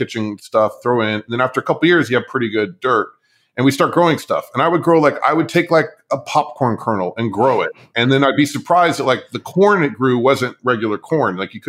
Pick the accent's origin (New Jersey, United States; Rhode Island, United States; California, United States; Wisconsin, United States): California, United States; So we grew up in Southern California, which is also a great place to grow stuff.